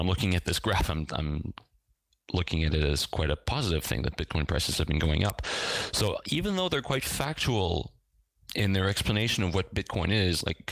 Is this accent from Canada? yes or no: yes; Eastern Canada, Canada; moved away as an adult; now in Lille, France; I was born in Eastern Canada, where I lived until I was in my early 20s